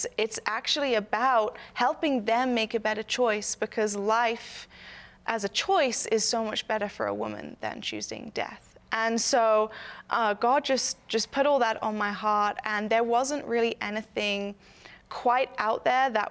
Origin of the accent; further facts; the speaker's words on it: United Kingdom; now in United States; I am not American. I'm actually British.